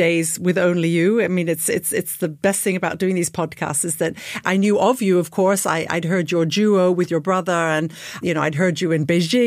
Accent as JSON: {"language": "English", "country": "United Kingdom", "said": "I'm the British one"}